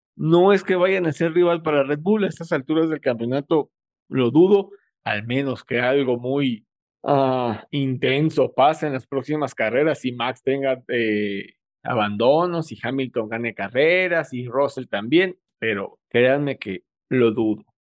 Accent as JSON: {"language": "Spanish", "country": "Mexico", "said": "Soy mexicano"}